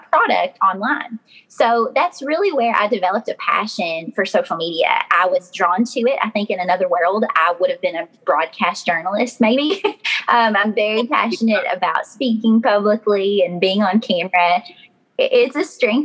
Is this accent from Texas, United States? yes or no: no; Glasgow, Kentucky, United States; my accent sounds like cornbread. So to be honest, I'm from Glasgow, Kentucky